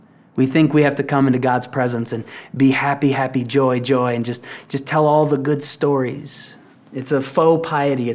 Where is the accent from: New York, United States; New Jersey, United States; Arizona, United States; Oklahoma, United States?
Oklahoma, United States; Tulsa; I grew up in Tulsa, Oklahoma